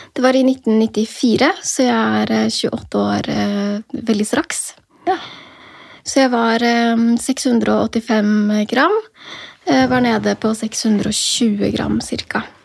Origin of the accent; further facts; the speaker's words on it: near Drammen, Buskerud, Norway; also born or lived in Oslo (born); Drammen sykehus, som var nærmere der hvor jeg vokste opp